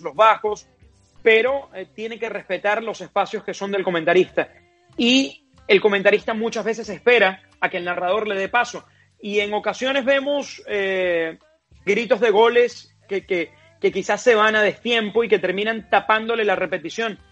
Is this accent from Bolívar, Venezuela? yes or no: yes; Puerto Ordaz, Bolívar, Venezuela; now in United States; yo soy de Puerto Ordaz, en Venezuela, en el suroriente del país